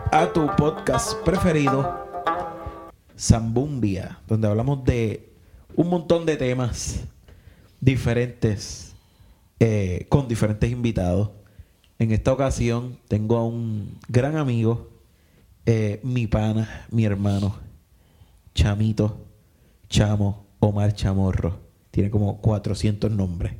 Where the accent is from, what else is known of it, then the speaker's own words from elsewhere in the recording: Coamo, Puerto Rico; yo soy de Coamo